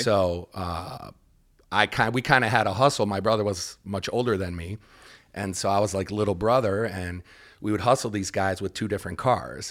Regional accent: Detroit, Michigan, United States; growing up in Detroit

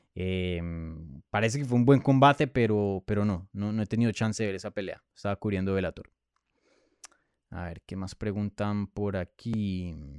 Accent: Bogotá, Colombia; moved away; yo soy de Colombia

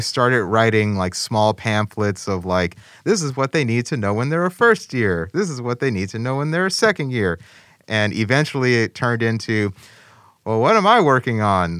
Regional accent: Chicago, Illinois, United States; I grew up in Chicago

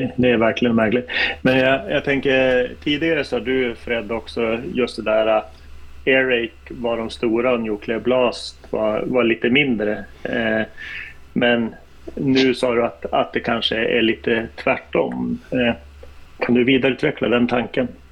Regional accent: Norrland, Sweden; moved away; när jag bodde hemma i Norrland

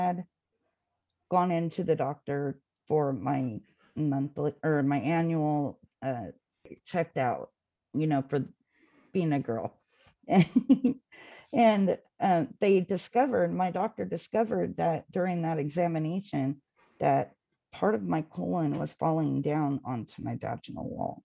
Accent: Jackson, California, United States; also born or lived in Manteca, California; I grew up between two towns, Jackson, California, which is about 45 minutes north in the Sierra Mountains, and in Manteca, which is about 15 minutes south of where I'm at now

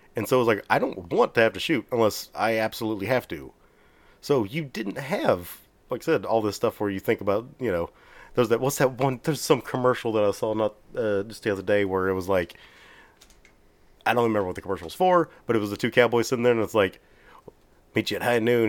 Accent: Texas, United States

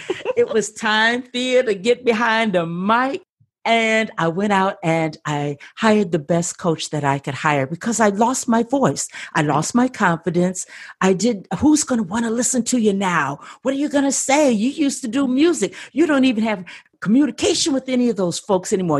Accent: Midwest, United States; moved away as an adult; now in Southern California, United States; I'm from the Midwest

